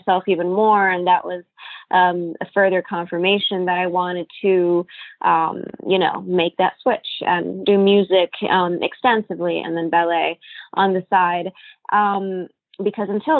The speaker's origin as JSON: {"language": "English", "country": "Italy", "tie": "born or raised there", "also_born_or_lived": "Cannes, France / Monte Carlo, Monaco / Washington, D.C., United States", "moved": "yes", "lives_now": "New York, United States", "said": "I was born in Italy, actually, but I grew up bilingual."}